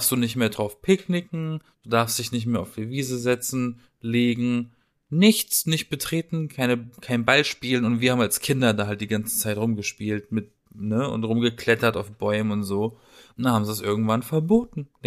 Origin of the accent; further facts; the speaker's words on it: Baden-Baden, Baden-Württemberg, Germany; in Baden-Baden, äh, haben wir so eine schöne Parkanlage, eine Allee.